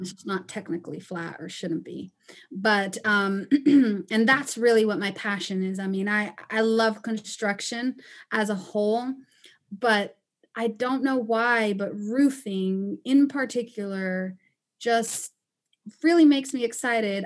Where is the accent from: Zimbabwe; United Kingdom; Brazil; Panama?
Panama; moved away as an adult; also born or lived in Costa Rica / Chicago, United States; now in United States; I am originally from Panama and Costa Rica, and, um, I immigrated here to the States almost eight years ago